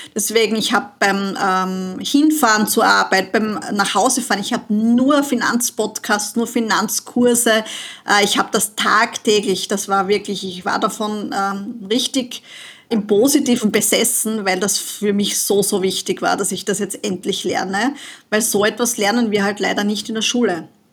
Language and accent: German; Austria; bei uns in Österreich